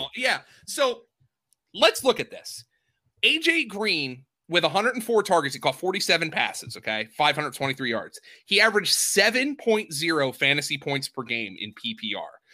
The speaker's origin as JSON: {"language": "English", "region": "Pennsylvania", "country": "United States", "said": "I'm from Pennsylvania"}